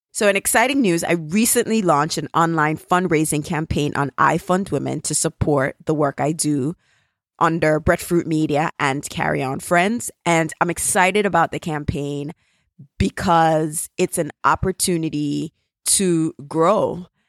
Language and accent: English; Jamaica; accent: Jamaican; my Jamaican accent